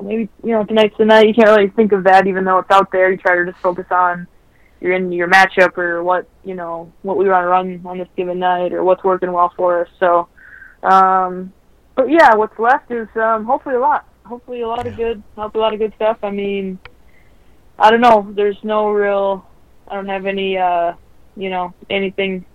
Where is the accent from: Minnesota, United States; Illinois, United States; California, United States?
Minnesota, United States; moved away as an adult; also born or lived in Connecticut; when I left Minnesota, when Connecticut drafted me